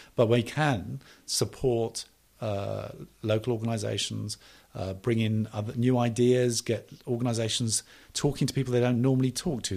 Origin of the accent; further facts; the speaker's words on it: United Kingdom; I am British